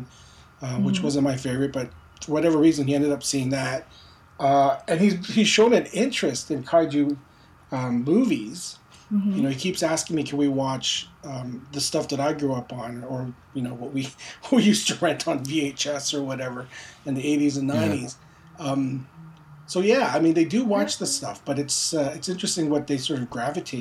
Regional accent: Montreal, Quebec, Canada; also born or lived in Philippines; although I was born in the Philippines, my family immigrated to Quebec, to Montreal, when I was around four

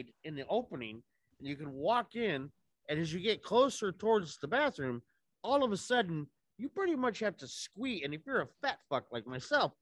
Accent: Los Angeles, California, United States; moved away; also born or lived in San Francisco / Chicago / New York; I'm from Los Angeles. I lived in San Francisco. I lived in Chicago

